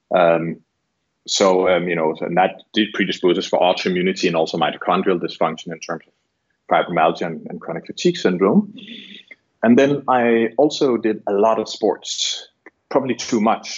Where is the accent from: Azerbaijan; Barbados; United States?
Barbados; I'm from Barbados